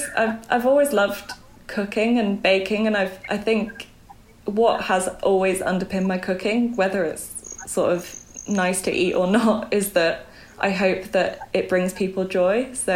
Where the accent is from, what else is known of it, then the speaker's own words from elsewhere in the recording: Belgium; also born or lived in Bangkok, Thailand; now in United Kingdom; But for the most part, I grew up in Belgium, near Brussels.